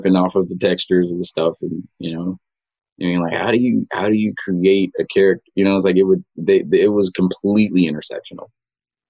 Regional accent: Compton, California, United States; I'm from Compton

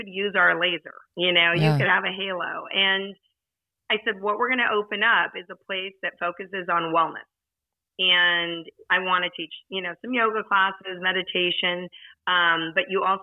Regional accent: Southern California, United States; I grew up in Southern California

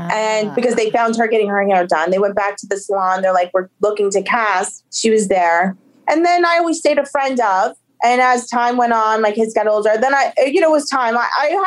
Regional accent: Paterson, New Jersey, United States; we grew up in Patterson together

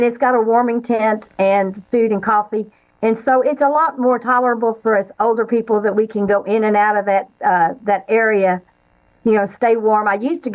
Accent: Houston, Texas, United States; also born or lived in Denver, Colorado; my father got transferred to Houston, Texas when I was 4.5 years old. So I consider myself a Texan.

